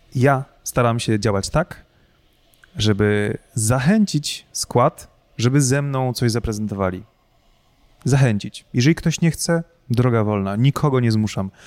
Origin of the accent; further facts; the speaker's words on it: Pułtusk, Masovian Voivodeship, Poland; no z Półtuska